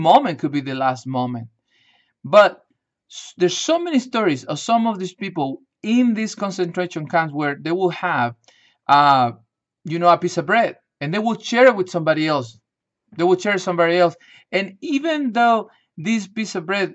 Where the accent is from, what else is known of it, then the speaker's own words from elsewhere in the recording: Chile; moved away; I grew up in Chile, South America